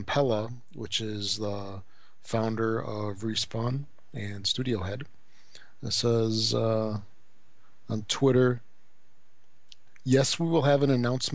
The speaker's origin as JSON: {"language": "English", "country": "United States", "accent": "American", "said": "my American accent"}